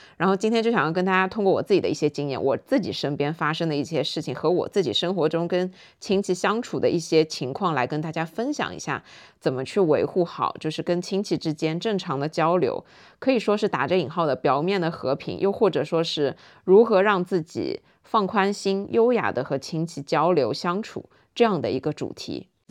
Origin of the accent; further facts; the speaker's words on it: Shanghai, China; 我自己作为上海人